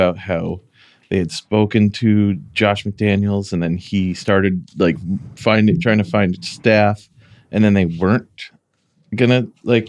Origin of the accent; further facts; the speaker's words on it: New England, United States; Since we're from New England